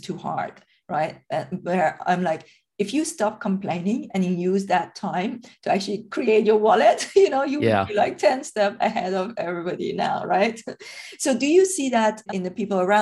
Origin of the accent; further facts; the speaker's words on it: Iran; moved away; I'm originally from Iran.